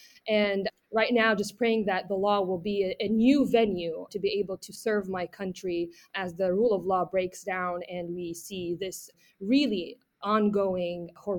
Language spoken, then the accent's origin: English; Beirut, Beirut Governorate, Lebanon; moved away as an adult; now in United States; born and raised in Beirut, Lebanon.